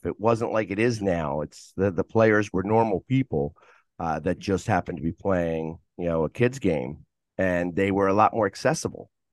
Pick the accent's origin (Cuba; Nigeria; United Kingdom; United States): United States; Philadelphia, Pennsylvania; I was born in Philadelphia